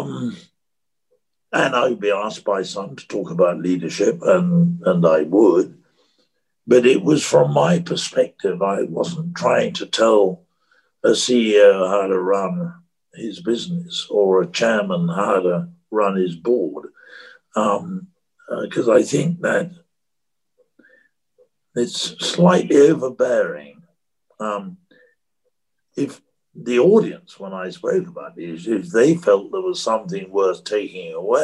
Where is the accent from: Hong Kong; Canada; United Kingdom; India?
United Kingdom; one can't avoid being a Brit. That's what I was born to and have been all my life.